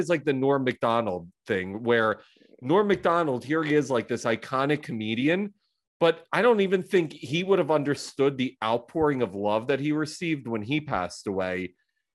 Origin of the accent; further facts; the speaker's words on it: Philadelphia, Pennsylvania, United States; I'm from Philly, by the way, so I grew up watching Lindros